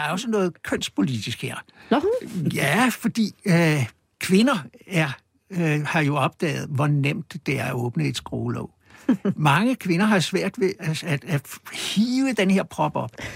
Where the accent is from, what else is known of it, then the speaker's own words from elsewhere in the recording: Copenhagen, Capital Region of Denmark, Denmark; på Østerbro, hvor jeg voksede op